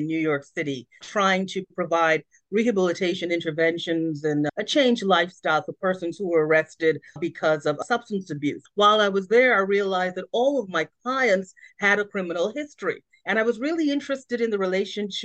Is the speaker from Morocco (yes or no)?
no; Trinidad & Tobago; moved away; So I was born in Trinidad and Tobago in the Caribbean, and growing up on an island that is so cosmopolitan, diverse, and so inclusive really shaped my thinking